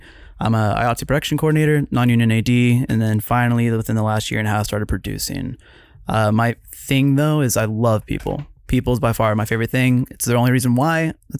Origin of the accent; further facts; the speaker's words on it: Norman, Oklahoma, United States; moved away; So I am originally from Norman, Oklahoma. I'm also native Hawaiian, so that's a weird mix to begin with.